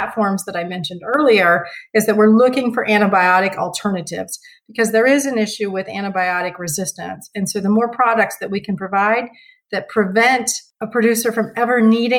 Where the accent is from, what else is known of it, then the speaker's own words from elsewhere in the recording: Parke County, Indiana, United States; moved away; also born or lived in northern Missouri; the farm I grew up on was in Indiana, and my mother still lives there today.